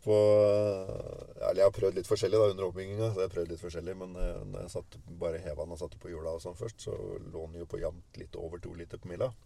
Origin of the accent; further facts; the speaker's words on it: Tønsberg, Vestfold, Norway; Jeg kommer fra Tønsberg. Ja. Eh, fra et lite småbruk